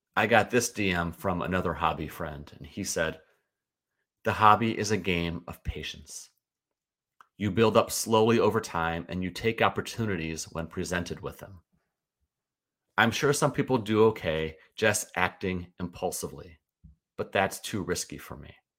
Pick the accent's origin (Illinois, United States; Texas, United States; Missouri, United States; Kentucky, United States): Missouri, United States; St. Louis; I grew up in Saint Louis and remain a Cardinals fan